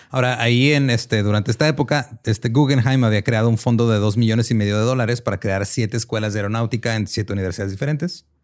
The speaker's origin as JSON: {"language": "Spanish", "country": "Mexico", "said": "como mexicanos a todos nos ha dado propulsión a chorro"}